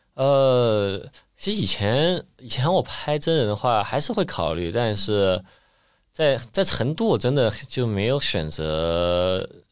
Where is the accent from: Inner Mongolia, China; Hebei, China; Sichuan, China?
Sichuan, China; Chengdu; moved away as an adult; now in Shanghai, China; 我自己作为成都人